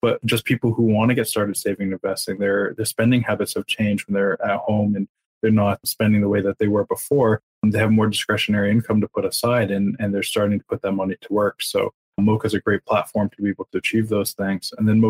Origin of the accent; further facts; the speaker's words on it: Montreal, Quebec, Canada; We're from Montreal. That's what we do. We've been multilingual since day one. We're born and bred.